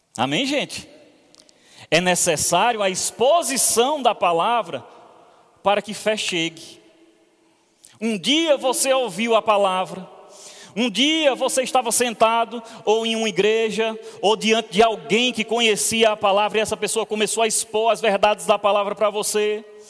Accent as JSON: {"language": "Portuguese", "town": "Petrolina", "region": "Pernambuco", "country": "Brazil", "moved": "yes", "said": "eu tinha uma fama lá na minha cidade, lá em Petrolina."}